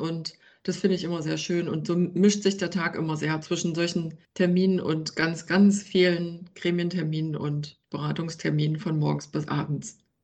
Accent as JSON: {"language": "German", "area": "Ore Mountains", "region": "Saxony", "country": "Germany", "moved": "yes", "lives_now": "Leipzig, Germany", "said": "ich stamme tatsächlich aus dem Erzgebirge und bin dann einige Male umgezogen"}